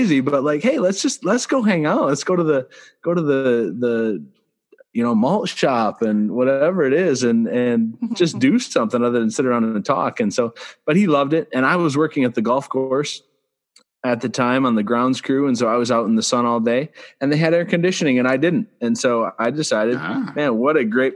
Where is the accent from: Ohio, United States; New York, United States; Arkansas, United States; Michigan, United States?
Michigan, United States; Central; I grew up in the Central Michigan area